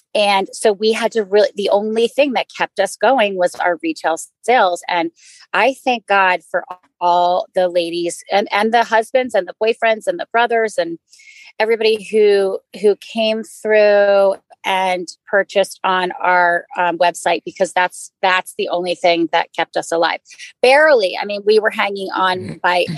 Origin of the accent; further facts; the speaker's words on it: Maryland, United States; moved away as an adult; also born or lived in New York / Ithaca; I grew up in Maryland and I moved to New York